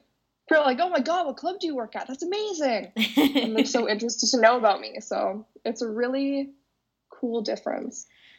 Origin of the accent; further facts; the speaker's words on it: Calgary, Alberta, Canada; moved away as an adult; I'm originally from Calgary and I moved here a year ago.